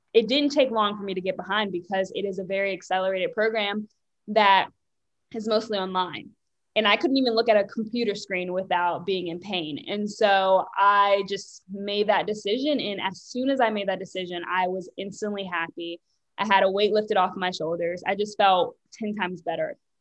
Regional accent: Richmond, Virginia, United States; also born or lived in Bronx, New York; I was born in New York, Bronx, New York. My parents moved here when I was three to Richmond, Virginia

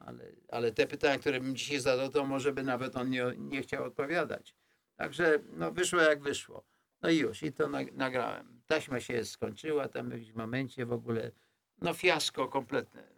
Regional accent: Poland; moved away; ja jestem, ja jestem z Polski

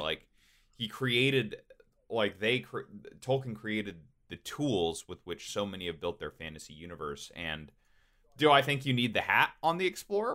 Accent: Georgia, United States; when we were growing up in Georgia

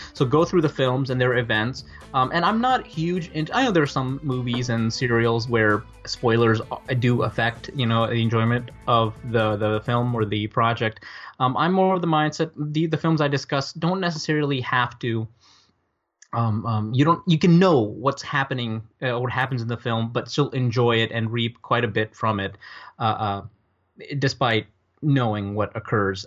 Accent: Northern Virginia, United States; also born or lived in New Delhi, India; I grew up in Northern Virginia

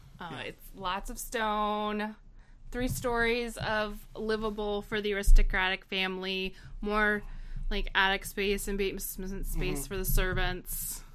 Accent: Asheville, North Carolina, United States; Seeing as I grew up on and near the Biltmore, on it.

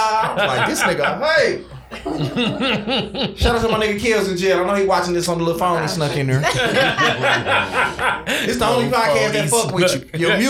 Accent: Oak Park, Michigan, United States; I'm a nigga from Oak Park.

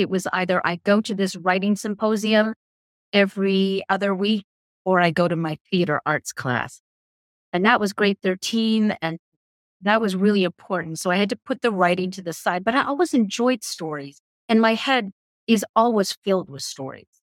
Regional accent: Belfast, Northern Ireland, United Kingdom; accent: English; now in Canada; My parents being British, we were born in Belfast

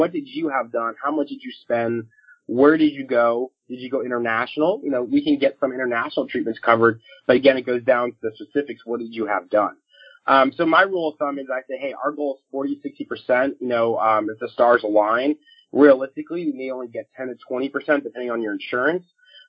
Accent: Florida, United States; moved away; I'm originally from Florida

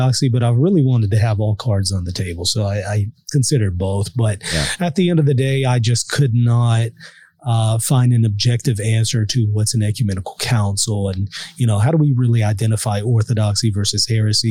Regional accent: Louisiana, United States; also born or lived in New York; I moved back from New York to Louisiana.

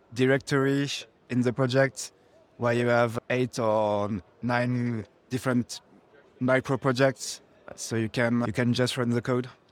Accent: Paris, Île-de-France, France; We are from France, Paris

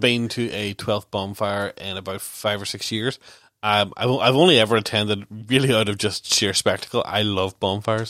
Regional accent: Ballynahinch, Northern Ireland, United Kingdom; I grew up in Ballinhinch

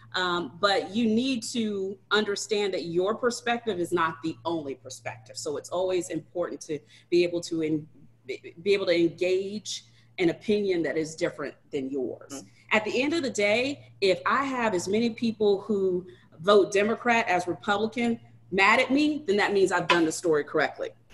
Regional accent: Ladson, South Carolina, United States; I am actually from Charleston

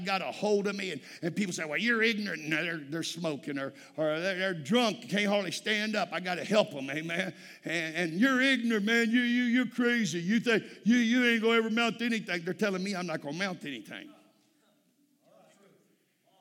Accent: South Texas, United States; I'm from Texas, South Texas

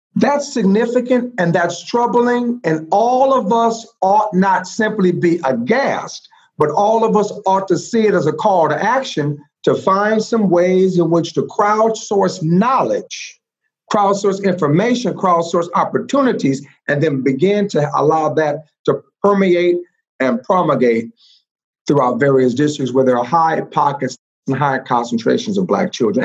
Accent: Compton, California, United States; Born and reared in Compton

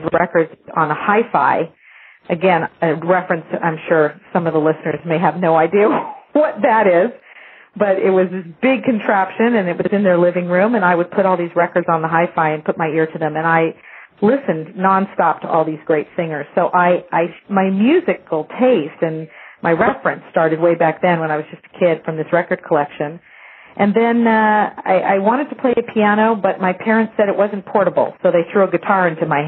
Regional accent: La Jolla, California, United States; I grew up down in La Jolla, California

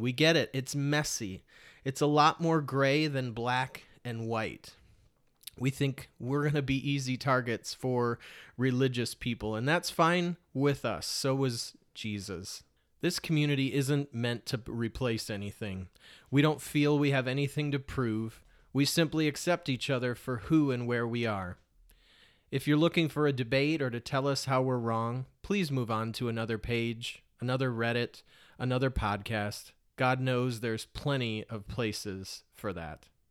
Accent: Detroit, Michigan, United States; moved away as an adult; also born or lived in Portland, Oregon; somebody growing up in Metro Detroit and then moving to a place like Portland, Oregon.

